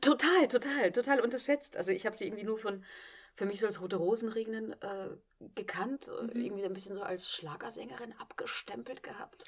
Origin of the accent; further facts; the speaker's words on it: Vienna, Austria; moved away as an adult; also born or lived in Klagenfurt, Austria; now in Trier, Germany; Da bin ich auch aufgewachsen und bin erst mit 18 auf die Schauspielschule und weg von zu Hause